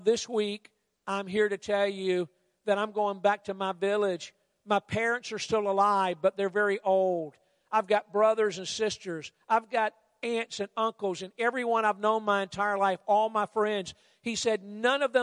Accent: United States; I'm from the States

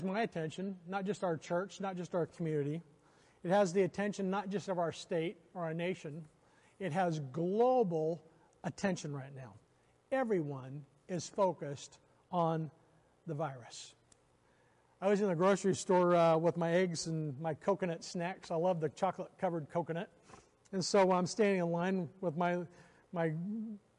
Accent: Oklahoma, United States; I grew up in Oklahoma

